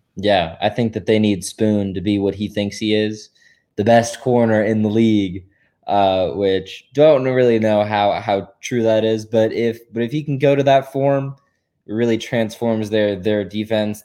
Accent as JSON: {"language": "English", "region": "North Carolina", "country": "United States", "said": "I'm from North Carolina"}